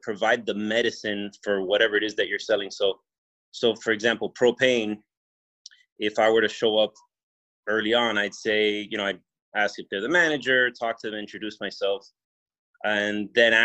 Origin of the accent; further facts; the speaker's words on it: Miami, Florida, United States; I'm from Miami, Florida